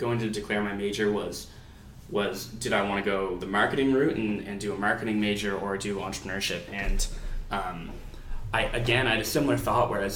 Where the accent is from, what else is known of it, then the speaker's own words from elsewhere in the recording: Dartmouth, Nova Scotia, Canada; I grew up in Dartmouth, Nova Scotia, just across the bridge from Halifax